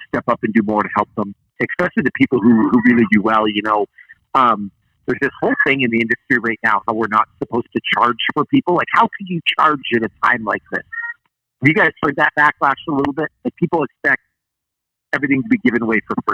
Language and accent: English; Canada; I'm Canadian, so I sometimes use words that people don't understand. Like I call a couch Chesterfield or I call a remote control a converter